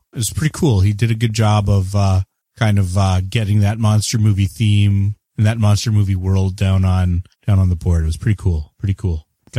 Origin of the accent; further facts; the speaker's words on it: Canada; And I am the Canadian.